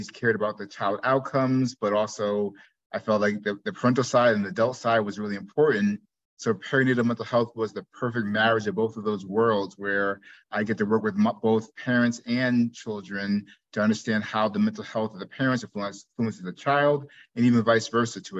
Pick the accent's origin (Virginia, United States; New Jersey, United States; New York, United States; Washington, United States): New Jersey, United States; moved away as an adult; also born or lived in Iowa / Chicago; I'm originally from New Jersey, grew up there.